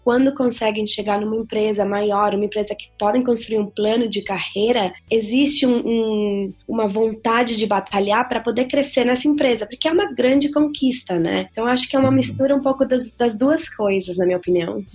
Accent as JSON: {"language": "Portuguese", "country": "Venezuela", "tie": "born or raised there", "moved": "yes", "lives_now": "Dublin, Ireland", "said": "eu na verdade, sou metade venezuelana, né? Então, eu sou nascida na Venezuela mesmo"}